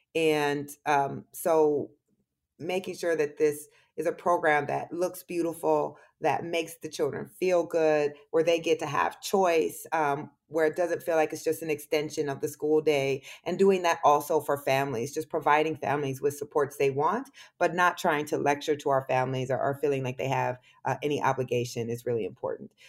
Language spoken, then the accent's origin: English; Waterloo, Iowa, United States; moved away; being from Waterloo and being from Iowa